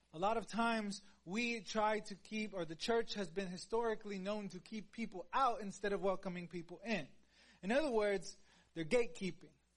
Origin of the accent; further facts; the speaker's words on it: Houston, Texas, United States; I am like from Houston.